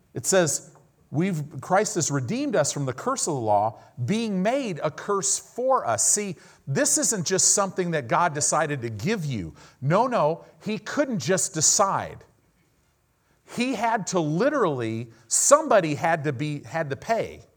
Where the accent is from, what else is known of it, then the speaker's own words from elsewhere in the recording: Southern California, United States; I grew up in Southern California